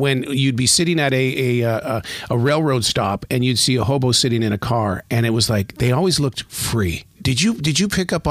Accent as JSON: {"language": "English", "town": "Billings", "region": "Montana", "country": "United States", "tie": "born or raised there", "said": "I grew up in Billings, Montana."}